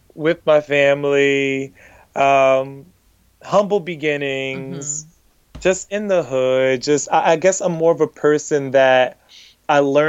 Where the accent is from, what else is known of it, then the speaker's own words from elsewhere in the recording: Miami, Florida, United States; growing up the way that I grew up in Miami